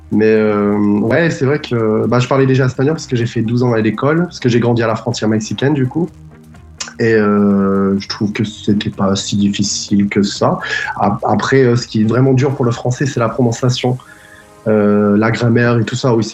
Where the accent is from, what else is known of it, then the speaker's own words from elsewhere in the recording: San Diego, California, United States; moved away as an adult; also born or lived in Japan; now in France; je suis né au Japon parce que mes parents, ils, étaient militaires. Et donc, j'ai grandi à San Diego, mais j'ai beaucoup voyagé dans ma vie.